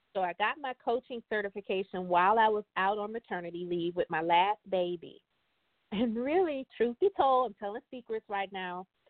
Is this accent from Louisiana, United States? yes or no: yes; Baton Rouge, Louisiana, United States; moved away as an adult; now in Richmond, United States; I am originally from Baton Rouge, Louisiana